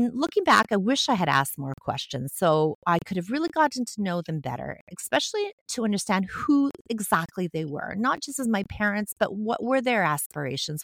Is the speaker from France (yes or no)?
no; Montreal, Quebec, Canada; I grew up in Montreal, Quebec, Canada, in a working-class family